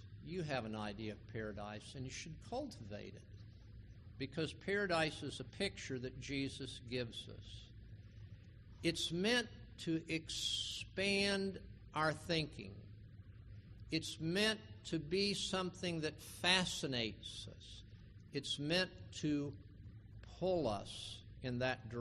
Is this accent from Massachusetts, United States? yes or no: no; West Palm Beach, Florida, United States; I grew up in West Palm Beach